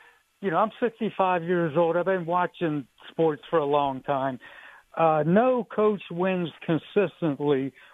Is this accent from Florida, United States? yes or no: no; near Pittsburgh, Pennsylvania, United States; I grew up near Pittsburgh